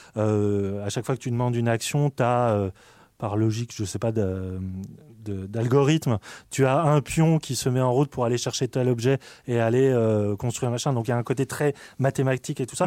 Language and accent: French; France; on est français